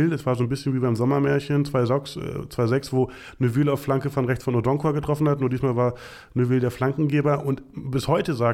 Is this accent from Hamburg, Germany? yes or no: no; Berlin, Germany; also born or lived in North Rhine-Westphalia; Äh, ich komme nicht aus der Ecke, sondern hier aus Berlin. Ähm, meine Eltern sind irgendwann nach Nordrhein-Westfalen.